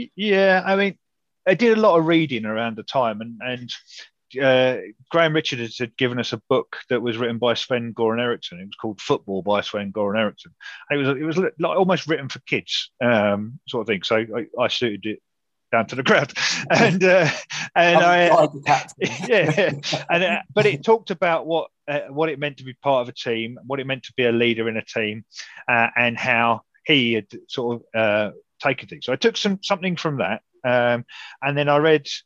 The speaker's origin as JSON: {"language": "English", "region": "Wales", "country": "United Kingdom", "said": "I got lots and lots of stick early on about being Welsh"}